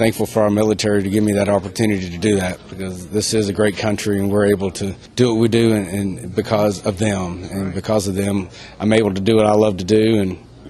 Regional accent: Kentucky, United States; growing up in Kentucky, where it's a big college town.

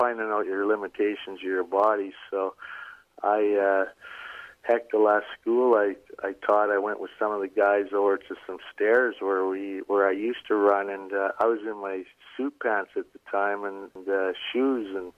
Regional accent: Medicine Hat, Alberta, Canada; Medicine Hat, where my hometown, or I was home base back then

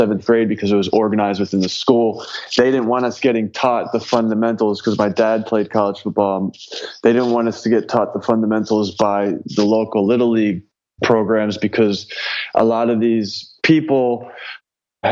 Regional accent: Philadelphia, Pennsylvania, United States; moved away as an adult; also born or lived in West Virginia; growing up in the Philly area

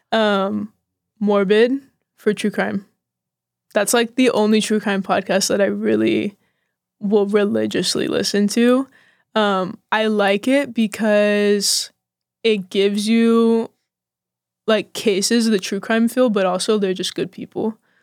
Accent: Austin, Texas, United States; also born or lived in Bastrop, Texas / Oklahoma; I'm from Austin

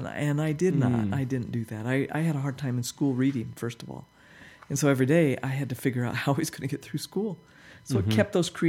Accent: Monticello, Utah, United States; now in Salt Lake City, United States; And we lived in Monticello in the forest ranger house, about a mile out of town.

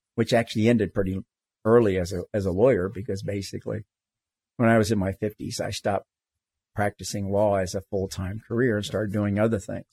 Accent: Florida, United States; moved away as an adult; also born or lived in California / Tetons / Cuba; I grew up in Florida, the least mountainous

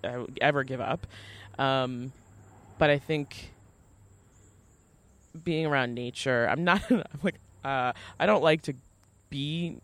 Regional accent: Port Washington, New York, United States; So I am from Port Washington, Long Island, which is a peninsula. So it's set very far away from the main highway. And it's kind of like cut off town.

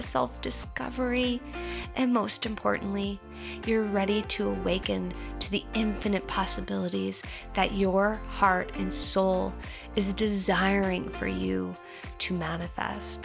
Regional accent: Milwaukee, Wisconsin, United States; I grew up in the Midwest in Milwaukee, Wisconsin

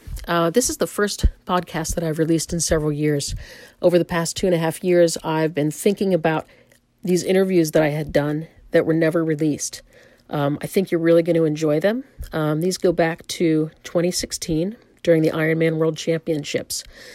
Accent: Pennsylvania, United States; I'm from Pennsylvania, okay. And I did my ER residency in Danville, Pennsylvania, which is extremely rural

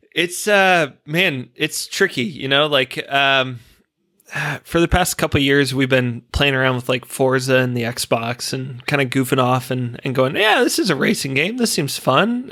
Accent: United States; moved away as an adult; now in Australia; being an American

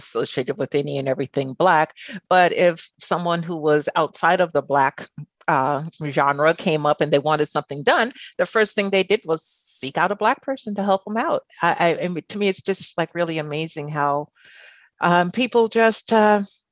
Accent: Albany, New York, United States; now in San Francisco, United States; I grew up in Albany, New York

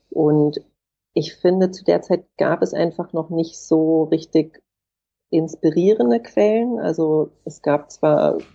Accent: Hamburg, Germany; moved away as an adult; now in Berlin, Germany; Ich bin geboren und aufgewachsen in Hamburg und bin dann nach dem Abitur nach Berlin gezogen und lebe jetzt hier schon seit einer Weile.

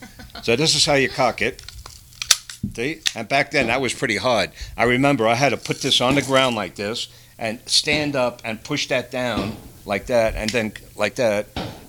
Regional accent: Long Island, New York, United States; moved away as an adult; now in Colorado, United States; I'm a worker. Most New Yorkers are. Now, everything would be different if I was born and raised in Pueblo.

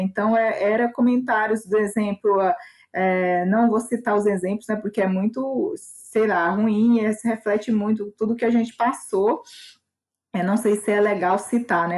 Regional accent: Cavalcante, Goiás, Brazil; moved away; a comunidade de onde eu venho, que é a comunidade de Vão do Moleque, fica no município de Cavalcante

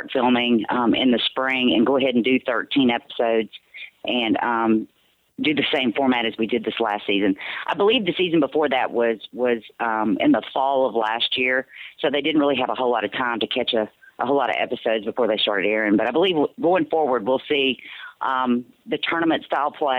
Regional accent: Mississippi Delta, United States; my childhood growing up in the Mississippi Delta

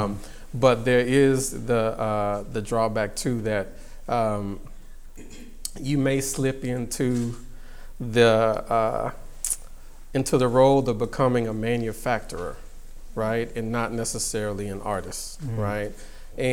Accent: Houston, Texas, United States; I grew up in the South, and Houston, Texas, specifically

